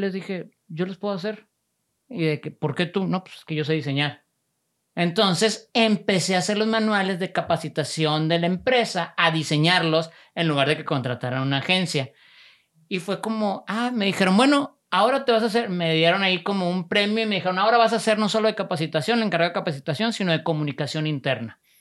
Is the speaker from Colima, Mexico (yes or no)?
no; Monterrey, Nuevo León, Mexico; Soy de aquí de Monterrey.